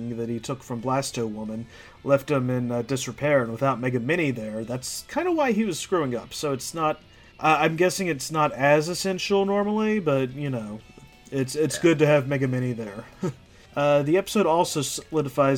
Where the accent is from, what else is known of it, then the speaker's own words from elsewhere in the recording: United States; moved away as an adult; now in Canada; I grew up in America